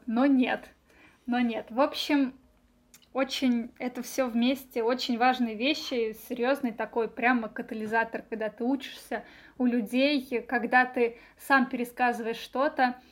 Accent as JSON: {"language": "Russian", "town": "Nizhny Novgorod", "region": "Nizhny Novgorod Oblast", "country": "Russia", "moved": "as an adult", "lives_now": "Moscow, Russia", "said": "я девочка из Нижнего Новгорода"}